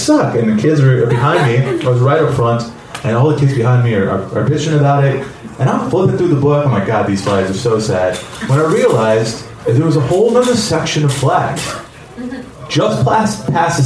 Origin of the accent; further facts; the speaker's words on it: United States; I grew up here in America. I wasn't born here. I moved here when I was 4